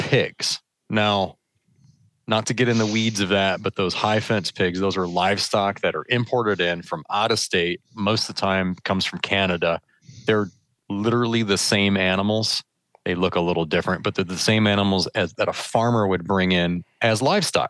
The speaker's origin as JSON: {"language": "English", "region": "Michigan", "country": "United States", "tie": "born or raised there", "said": "I grew up in Michigan"}